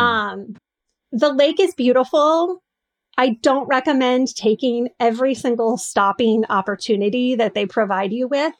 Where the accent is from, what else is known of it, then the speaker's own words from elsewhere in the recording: North Coast, Oregon, United States; I'm from the North Coast